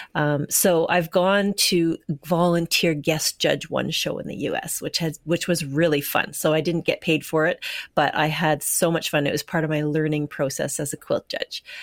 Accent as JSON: {"language": "English", "town": "Winnipeg", "region": "Manitoba", "country": "Canada", "moved": "as an adult", "lives_now": "British Columbia, Canada", "said": "I'm from Winnipeg, and I lived there for forty years before I moved to B C"}